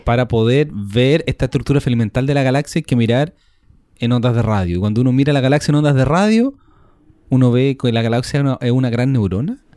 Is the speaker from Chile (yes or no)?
yes; Chile; porque somos chilenos